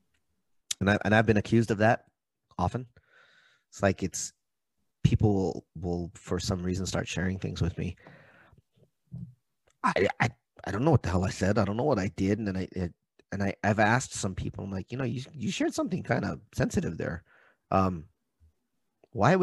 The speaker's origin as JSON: {"language": "English", "area": "Maui", "region": "Hawaii", "country": "United States", "said": "I'm from Maui. Maui's an interesting place."}